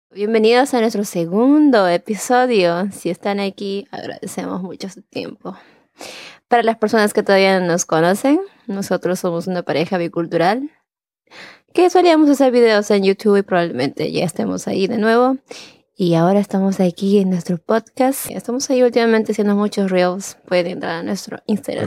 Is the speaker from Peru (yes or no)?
yes; Chosica, Lima, Peru; moved away; yo soy de Lima, pero no exactamente